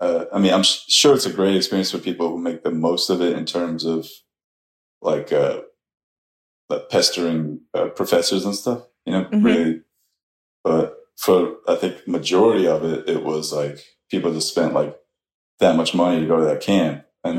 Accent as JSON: {"language": "English", "region": "New Jersey", "country": "United States", "said": "No, I'm from Jersey."}